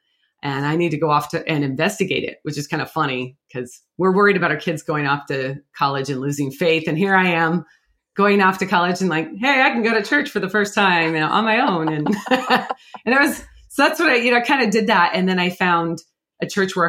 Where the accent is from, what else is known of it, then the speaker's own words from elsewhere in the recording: Pacific Northwest, United States; I'm from the Pacific Northwest